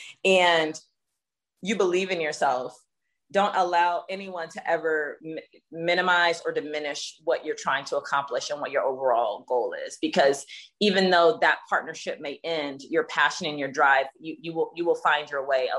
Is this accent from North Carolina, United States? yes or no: no; Jacksonville, Florida, United States; I grew up in the South, so Jacksonville, Florida